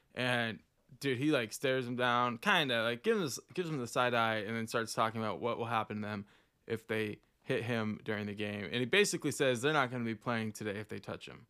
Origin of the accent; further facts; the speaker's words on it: Oklahoma, United States; also born or lived in Puerto Rico; we're from Oklahoma